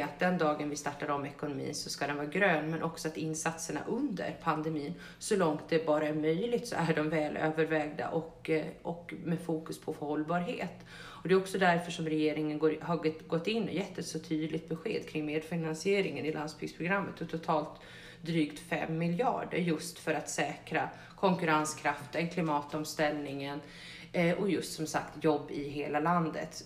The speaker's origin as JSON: {"language": "Swedish", "region": "Gotland", "country": "Sweden", "said": "mig som gotlänning"}